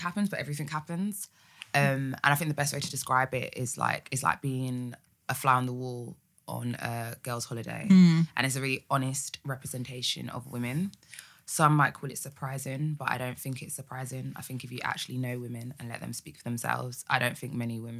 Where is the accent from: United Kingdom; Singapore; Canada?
United Kingdom; Essex, East of England; I was an Essex girl